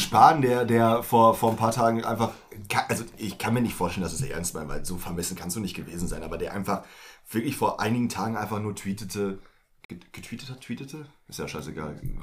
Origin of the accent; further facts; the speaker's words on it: Germany; meiner Heimatstadt in Selben